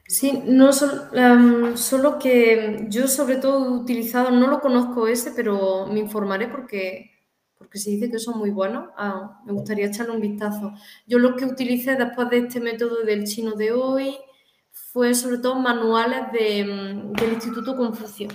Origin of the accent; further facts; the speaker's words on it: Córdoba, Andalusia, Spain; moved away; also born or lived in China; soy de, España, concretamente de, Córdoba, una ciudad de Andalucía, en el sur de España